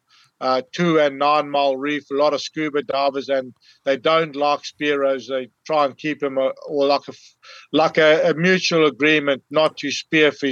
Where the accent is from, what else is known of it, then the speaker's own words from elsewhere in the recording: Zululand, KwaZulu-Natal, South Africa; moved away as an adult; now in Port Hedland, Australia; I grew up in Zululand, which is a small – it's almost like a state, or it's like the province of Natal had this extra little piece in it. It was called Zululand. I grew up there